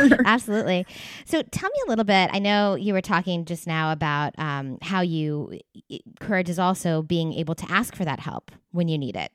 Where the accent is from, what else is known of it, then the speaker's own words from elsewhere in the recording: East Coast, United States; also born or lived in Los Angeles area, California; now in Los Angeles, United States; I live in California. I'm like in the LA area, but I grew up on the East Coast